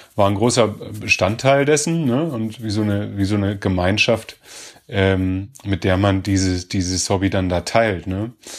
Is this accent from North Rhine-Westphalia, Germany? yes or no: no; Göttingen, Lower Saxony, Germany; ich bin ja in Göttingen geboren